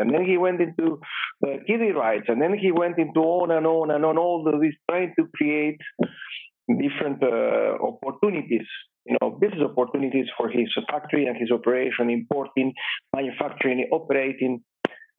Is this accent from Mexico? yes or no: no; Bahía Blanca, Buenos Aires Province, Argentina; moved away; I was born in Argentina in a small town called Bahía Blanca, which is about 6 hours drive from Buenos Aires